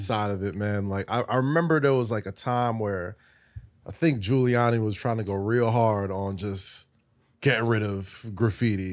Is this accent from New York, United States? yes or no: yes; New York City, New York, United States; I'm a New Yorker